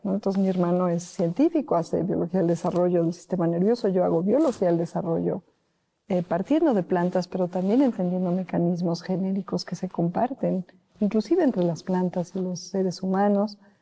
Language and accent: Spanish; Mexico; servir a mi país, servir a mi pueblo